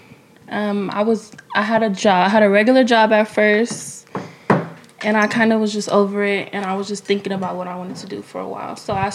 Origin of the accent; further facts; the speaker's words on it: San Diego, California, United States; now in Las Vegas, United States; I'm from San Diego, but I lived here since, like, last year. This is, like, my third time living here, though.